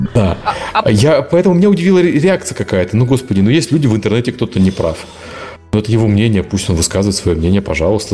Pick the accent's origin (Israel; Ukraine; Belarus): Ukraine; Я белый украинец